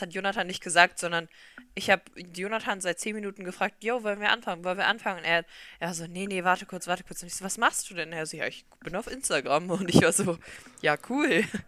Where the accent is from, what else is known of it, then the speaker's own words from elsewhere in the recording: Solingen, North Rhine-Westphalia, Germany; Wir kommen beide aus Solingen